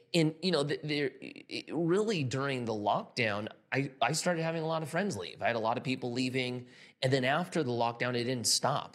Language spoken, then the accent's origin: English; California, United States; I'm from California